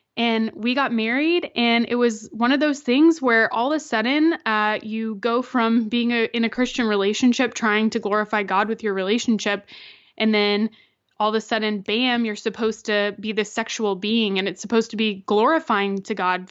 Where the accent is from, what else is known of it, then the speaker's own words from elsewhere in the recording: Florida, United States; I'm from Florida